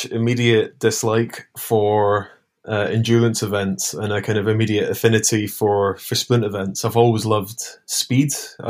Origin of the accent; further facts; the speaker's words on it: Scotland, United Kingdom; Yeah, I mean, as a Scot during that time, it was one of the few sports that we were actually good at.